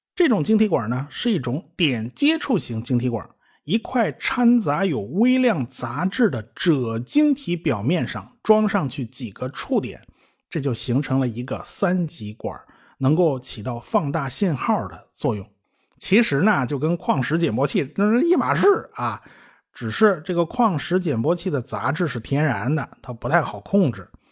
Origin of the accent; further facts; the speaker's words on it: China; 我们中国人